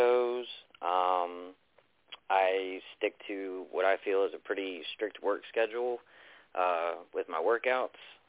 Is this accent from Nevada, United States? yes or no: no; Baltimore, Maryland, United States; now in North Carolina, United States; I'm originally from Baltimore